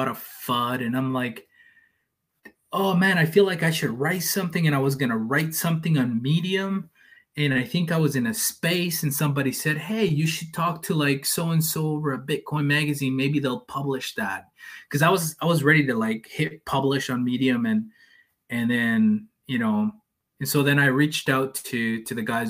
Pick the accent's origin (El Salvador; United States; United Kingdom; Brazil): El Salvador; first language Spanish; English is a second language; also born or lived in Canada; like Salvadorans, we, most of us speak Spanish, and, you know, that's our first language